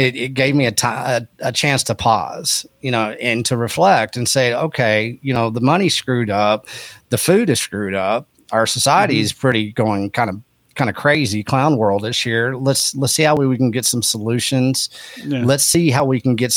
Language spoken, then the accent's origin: English; Texas Panhandle, United States; also born or lived in Austin, Texas; where I was raised was up in the Texas Panhandle, which is agriculture and ranching